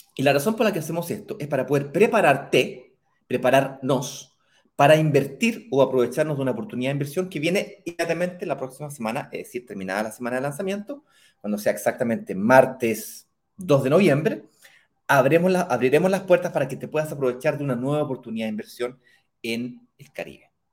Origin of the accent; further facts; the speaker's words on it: Chile; yo soy chileno